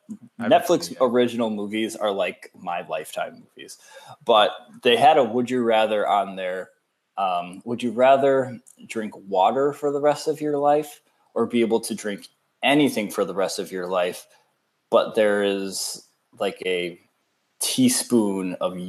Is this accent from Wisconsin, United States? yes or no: yes; Wisconsin, United States; I am from Wisconsin.